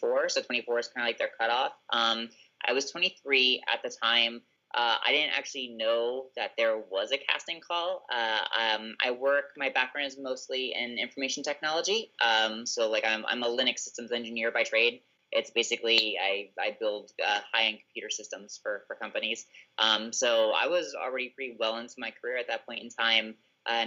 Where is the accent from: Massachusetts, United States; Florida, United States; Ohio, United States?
Florida, United States; South; I grew up in South Florida.